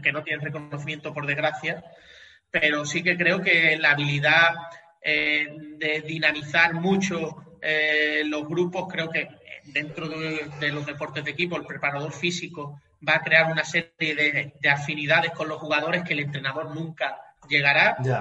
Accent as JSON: {"language": "Spanish", "town": "Cádiz", "region": "Andalusia", "country": "Spain", "also_born_or_lived": "Catalonia", "said": "soy gaditano, aquí en Cádiz"}